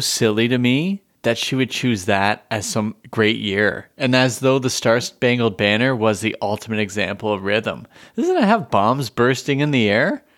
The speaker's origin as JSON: {"language": "English", "country": "Canada", "said": "as a Canadian"}